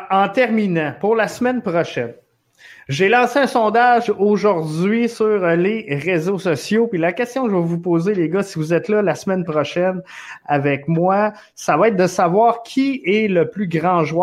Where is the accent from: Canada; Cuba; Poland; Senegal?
Canada; Montreal, Quebec; C'est sûr qu'on vient de Montréal, mais Thierry Henry est en avance.